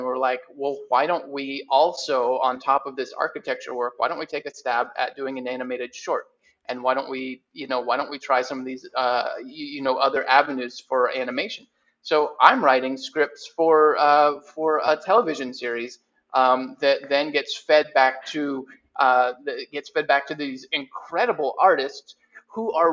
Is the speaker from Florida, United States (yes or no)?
yes; Lakeland, Florida, United States; my hometown of Lakeland, Florida